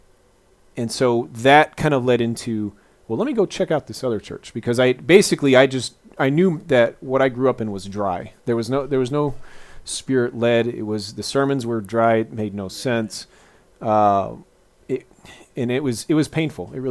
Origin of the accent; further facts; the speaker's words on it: Texas, United States; moved away as an adult; we were part of the Episcopal Church at the same one for all the years that I was in my hometown in Texas.